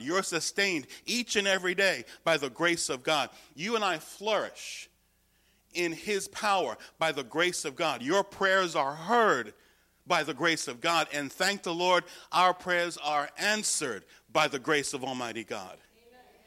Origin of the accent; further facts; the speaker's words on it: United States; my salvation is not in being an American